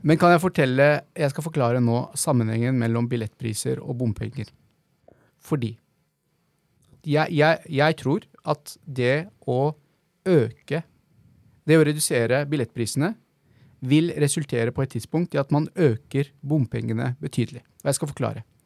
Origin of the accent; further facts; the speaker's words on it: Oslo, Norway; also born or lived in Bahrain / Klemetsrud, Oslo / Prinsdal, Oslo; så flytta vi til Holmlia eh, når jeg var ca. fem år gammel